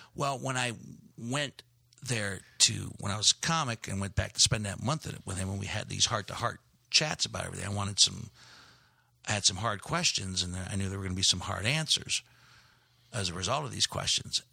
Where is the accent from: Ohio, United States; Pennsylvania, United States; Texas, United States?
Ohio, United States; Steubenville; also born or lived in Gary, Indiana / Chicago / Greece; Steubenville, Ohio, which is my unofficial hometown.